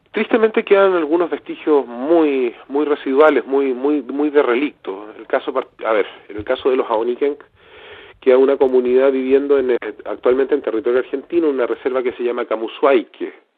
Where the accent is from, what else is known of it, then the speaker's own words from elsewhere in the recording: Southern Patagonia, Magallanes and Chilean Antarctica, Chile; also born or lived in Valdivia, Chile; quienes somos de Patagonia Austral, de Magallanes